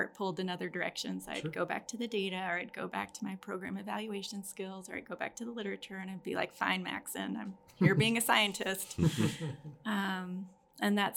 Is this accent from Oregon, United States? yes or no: no; Austin, Texas, United States; also born or lived in Dallas; I got to move to Austin, which is great because that was my hometown